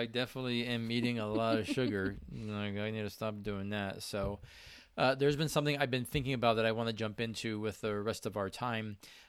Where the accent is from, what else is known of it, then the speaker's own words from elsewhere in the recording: Spain; I am Hispanic from Spain.